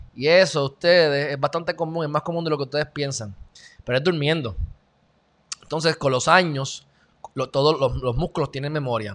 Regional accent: Puerto Rico; soy puertorriqueño

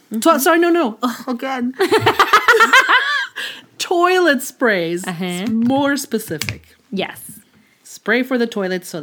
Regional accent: Chicago, Illinois, United States; Because I am from Chicago.

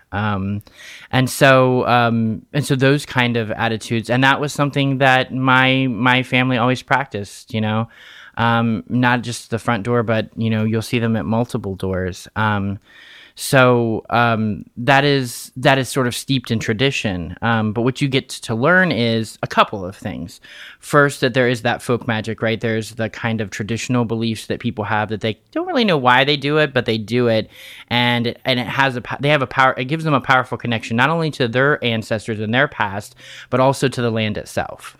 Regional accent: Fairmont, West Virginia, United States; I was born and raised in Fairmont, West Virginia

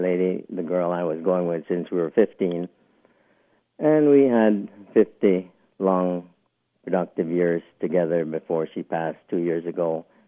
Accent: Kingston, Jamaica; Well, I was born in Kingston, Jamaica, and growing up in that amazing climate, everything was done outdoors.

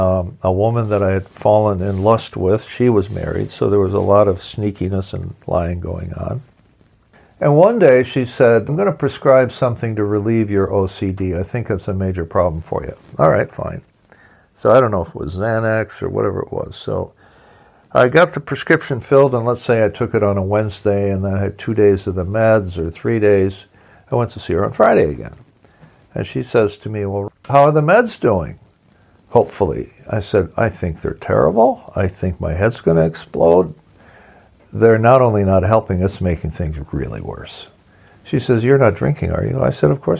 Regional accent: Ontario, Canada; moved away; I'm from Ontario, and in Ontario, Canada, where my brother and my mom live

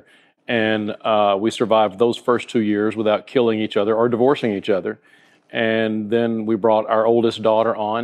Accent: North Alabama, United States; now in Southwest Florida, United States; I grew up in North Alabama

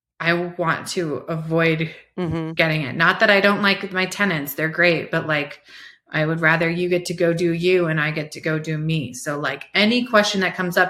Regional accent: Iowa, United States; now in Colorado, United States; I'm from Iowa, right? Like that's where I grew up

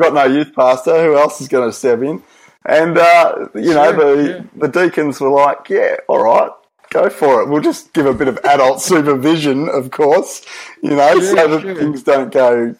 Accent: Australia; I'm legit Australian

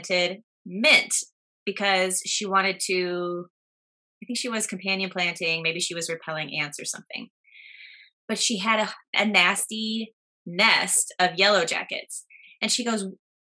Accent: Midwest, United States; now in New Jersey, United States; I'm from the Midwest, and where I'm from, we did not see these

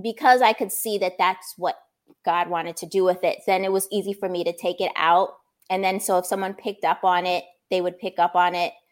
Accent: New Brunswick, New Jersey, United States; I grew up in New Brunswick, New Jersey

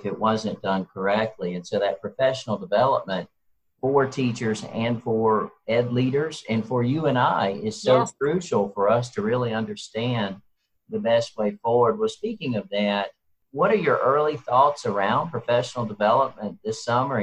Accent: the South, United States; I grew up in the South

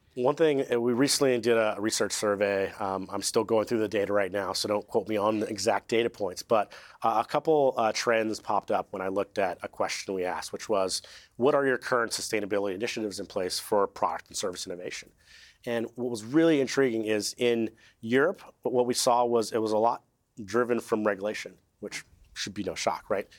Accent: California, United States; I'm from California

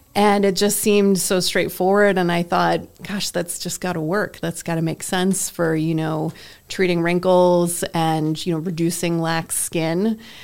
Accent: Massachusetts, United States; I grew up in Massachusetts

